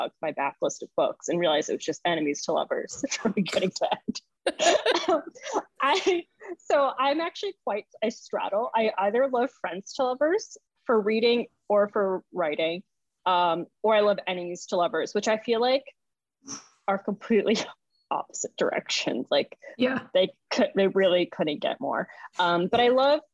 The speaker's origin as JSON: {"language": "English", "town": "Boston", "region": "Massachusetts", "country": "United States", "tie": "born or raised there", "moved": "as an adult", "lives_now": "New Orleans, United States", "said": "growing up in Boston, like that's what we would do."}